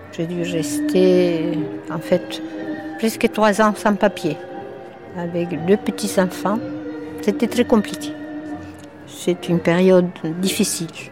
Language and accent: French; Uruguay; French is a second language; now in Paris, France; je viens de l'autre côté, de l'autre rive du tango, je viens de l'Uruguay